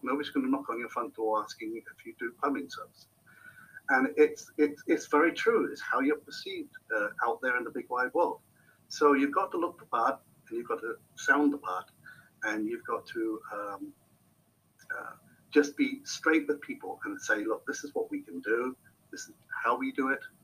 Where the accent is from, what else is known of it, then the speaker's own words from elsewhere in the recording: Hampshire, South East England, United Kingdom; moved away as an adult; also born or lived in Netherlands; now in New Hampshire, United States; I'm originally from Old Hampshire, England, UK.